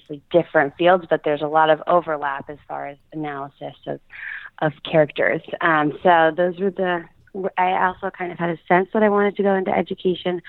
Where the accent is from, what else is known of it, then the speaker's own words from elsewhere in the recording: Philadelphia, Pennsylvania, United States; moved away as an adult; also born or lived in upstate New York; I grew up in the Philadelphia area, right outside of Philadelphia